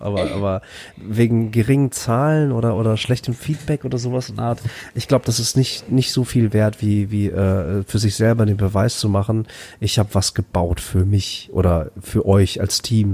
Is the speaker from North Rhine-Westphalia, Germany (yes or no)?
yes; Bad Oeynhausen, North Rhine-Westphalia, Germany; also born or lived in Flensburg; ich bin in Flensburg geboren und dann in Bad Oeynhausen groß geworden